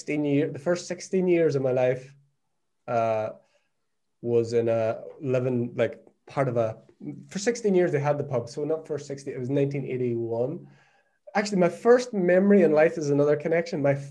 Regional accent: Northern Ireland, United Kingdom; moved away as an adult; also born or lived in Australia; now in Portugal; I was born in Northern Ireland, born 1979 in Northern Ireland, in the middle of what is now known as the Troubles

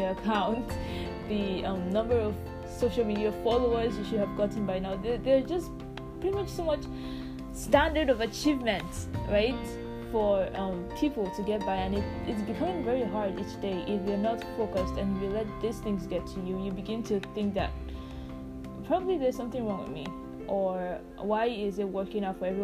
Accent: Nigeria; I am African, and I am Nigerian

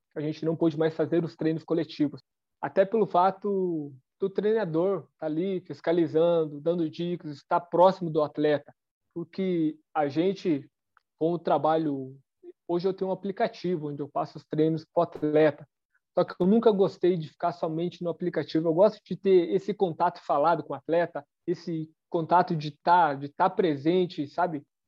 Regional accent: São João, Paraná, Brazil; moved away as an adult; now in Francisco Beltrão, Brazil; Hoje eu estou morando em Francisco Beltrão, aqui no sudoeste do Paraná mas eu nasci em São João, é tudo no Sudoeste

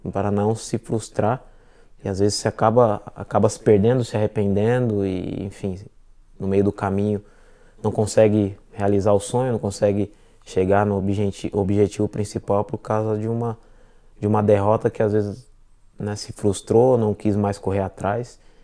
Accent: Ribeirão Pires, São Paulo, Brazil; moved away as an adult; now in London, United Kingdom; minha cidade, onde eu nasci, Ribeirão Pires

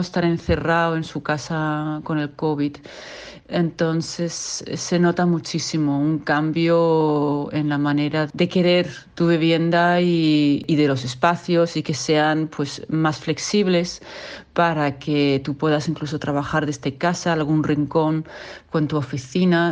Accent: Denmark; moved away as an adult; also born or lived in Costa del Sol, Spain; now in Spain; soy danesa, eh, llevo ya 28 años aquí

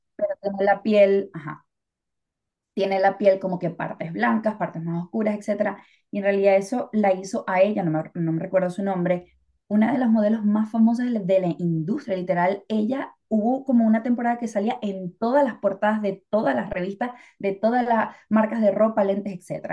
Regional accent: Venezuela; now in England, United Kingdom; soy de Venezuela.

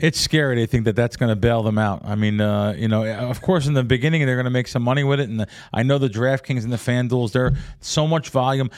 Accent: New York City, New York, United States; also born or lived in North Jersey; now in Las Vegas, United States; we grew up in the Bronx

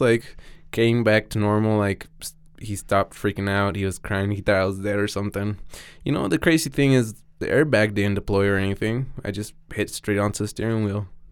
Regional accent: Mexico; English is a second language; also born or lived in Arizona / Colorado; now in Denver, United States; I'm a kid from Mexican parents that was born in Arizona and raised in Mexico.

